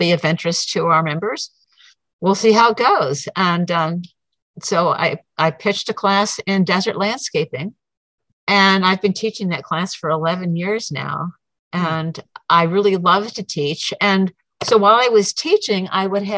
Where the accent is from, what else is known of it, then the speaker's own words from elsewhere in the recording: Syracuse, New York, United States; moved away; also born or lived in Prescott area, Arizona; I'm originally from Syracuse